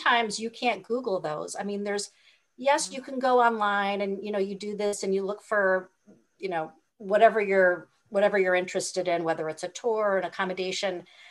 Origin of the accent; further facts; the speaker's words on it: Hawaii, United States; I'm from Hawaii.